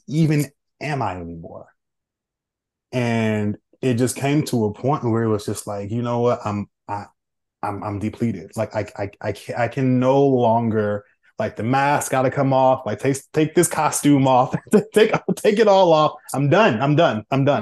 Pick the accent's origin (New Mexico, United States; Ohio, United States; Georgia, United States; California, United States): California, United States; Oakland; moved away; I'm born and raised in Oakland, California